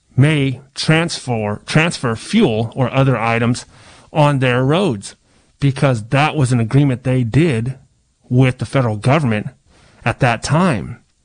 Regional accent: Pomo, California, United States; I'm Native American Indian

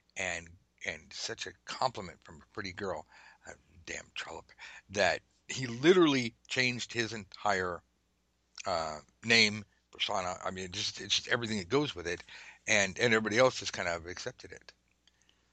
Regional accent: United States; being American

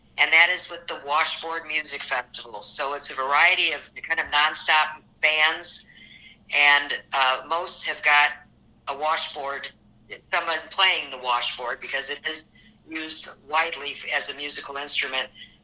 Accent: Midwest, United States; I grew up in the Midwest, so this is, Midwest has always been home.

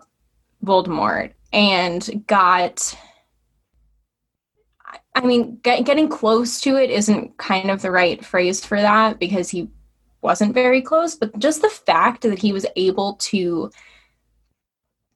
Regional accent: Connecticut, United States; also born or lived in New York; I was born in New York, but I have been in Connecticut since I started kindergarten

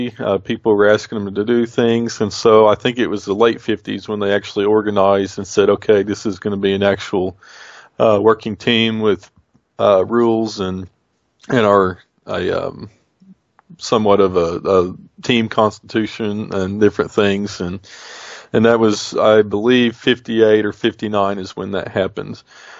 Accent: United States; Hey, I'm Indian. I'm Muscogee Creek.

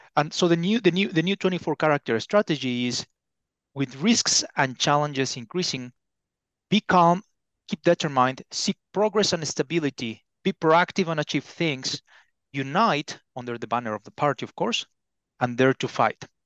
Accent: Mexico; moved away as an adult; now in Beijing, China; I'm originally from Mexico

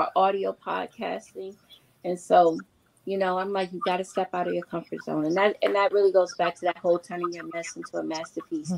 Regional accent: New York City, New York, United States; I grew up with her in New York City.

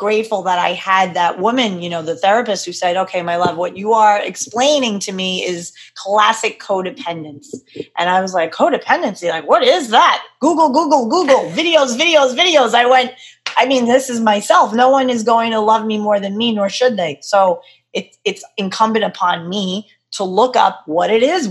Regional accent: New York, United States; I'm a girl from New York

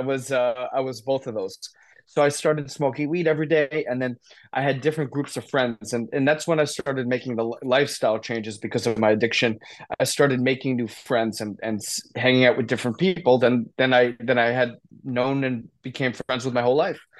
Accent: Short Hills, New Jersey, United States; also born or lived in Indiana; I grew up in North Jersey, Short Hills, New Jersey, great family

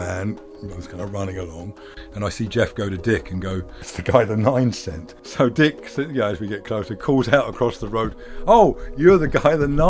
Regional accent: Leigh-on-Sea, East of England, United Kingdom; moved away as an adult; also born or lived in London; now in Big Sur, United States; I come from Essex in England, a wee town called Leon Sea, and is famous for its Delta blues music. High school was very, very liberal.

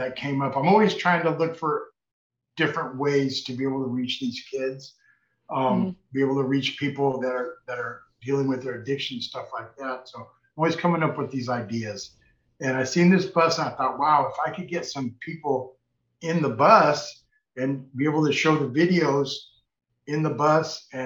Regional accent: Redondo Beach, California, United States; now in Los Angeles, United States; I was raised in Redondo Beach

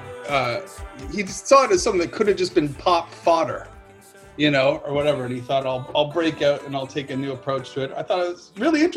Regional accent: Eastern Canada, Canada; moved away as an adult; also born or lived in Halifax, Canada; now in England, United Kingdom; growing up in Eastern Canada

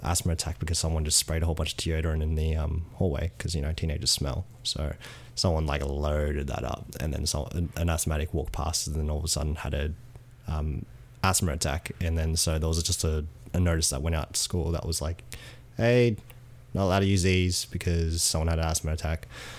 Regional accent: Australia; as an Australian

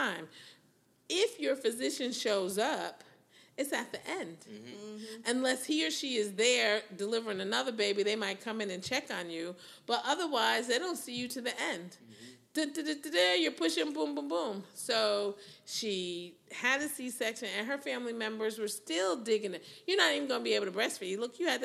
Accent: New Haven, Connecticut, United States; moved away as an adult; now in Houston, United States; I'm from New Haven, where there's Yale

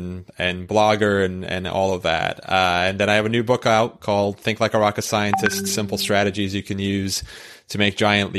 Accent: Istanbul, Turkey; moved away; I was, born and raised in Istanbul

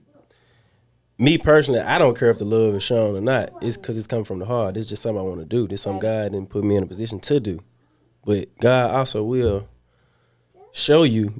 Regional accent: Memphis, Tennessee, United States; I'm from Walker Home. It's a small hood in South Memphis, right Westwood area

